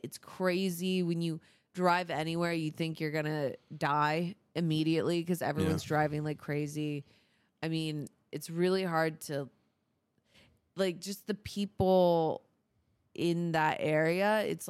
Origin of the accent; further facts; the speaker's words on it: Florida, United States; born there; Dude, Florida is amazing. I was born in Florida. A lot of my family's from Florida, my dad's side.